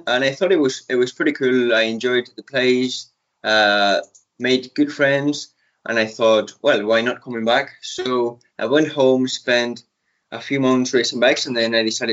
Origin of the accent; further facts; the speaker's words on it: Spain; moved away as an adult; also born or lived in Patagonia, Argentina; now in Northern Ireland, United Kingdom; I was born in Argentina, and to be more exact, in La Patagonia. And then when I was 1.5, I moved to Spain with my parents. So I've been raised in Spain